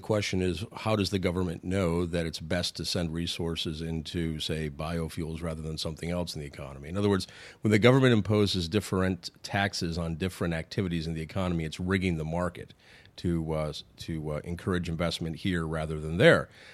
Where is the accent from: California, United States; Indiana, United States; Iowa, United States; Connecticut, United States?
Iowa, United States; Sioux City; I'm from Sioux City, Iowa